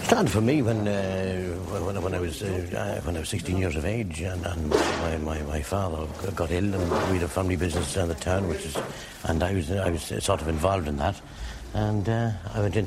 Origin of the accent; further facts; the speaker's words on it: Drogheda, Leinster, Ireland; I was born and raised in Drogheda. All my family are in the town.